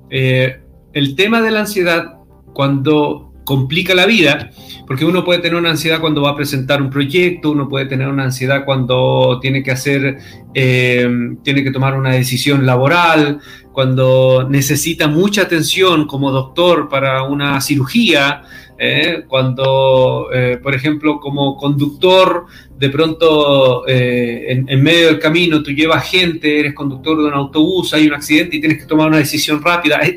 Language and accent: Spanish; Chile; moved away; Oye, yo casi, casi ya no hablo como chileno porque tanto tiempo fuera eh, tanto tiempo fuera de Chile y tantas veces que me, estando en Chile me, invitaban a predicar de fuera que tuve que des, deschilenizarme.